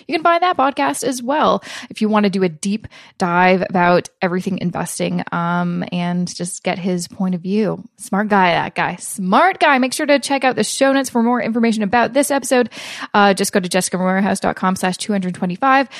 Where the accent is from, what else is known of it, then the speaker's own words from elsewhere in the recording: Canada; I'm Canadian